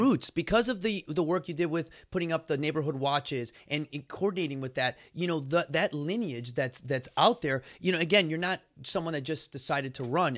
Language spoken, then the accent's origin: English; Chicago, Illinois, United States; I come from Chicago